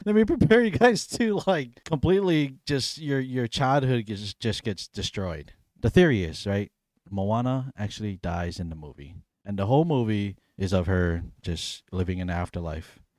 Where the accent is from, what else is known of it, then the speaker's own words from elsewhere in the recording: Hawaii, United States; I grew up on Hawaii, but not my heritage, not my culture's island